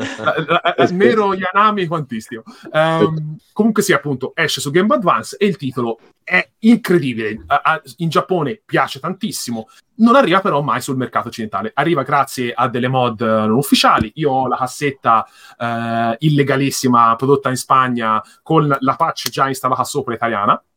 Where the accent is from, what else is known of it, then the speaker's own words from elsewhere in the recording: near the Mugello circuit, Tuscany, Italy; Io abito, ad esempio, in, ehm, qui vicino all'autodromo del Mugello